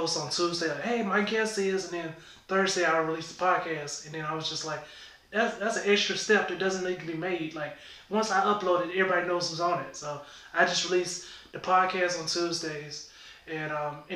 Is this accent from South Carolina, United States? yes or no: yes; Winnsboro, South Carolina, United States; moved away; I grew up in Winsboro, South Carolina